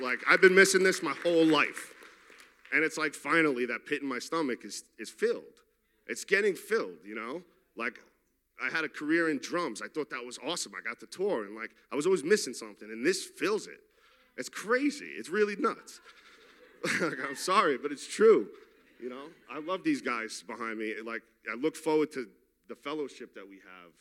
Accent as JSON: {"language": "English", "town": "New York City", "region": "New York", "country": "United States", "said": "I'm from Queens, New York."}